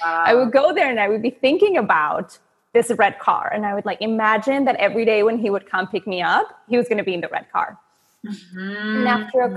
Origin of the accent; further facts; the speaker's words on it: Venezuela; moved away; I'm from Venezuela, and that has been born and raised